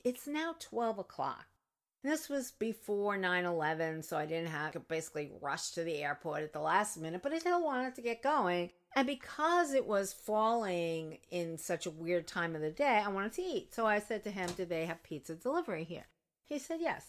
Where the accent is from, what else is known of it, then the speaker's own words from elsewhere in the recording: New York, United States; I come from New York